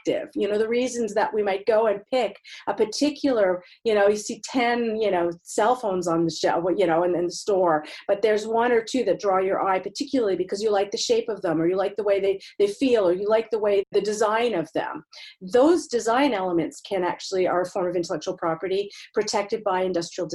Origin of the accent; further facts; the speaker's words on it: Montreal, Quebec, Canada; moved away; I'm originally from Montreal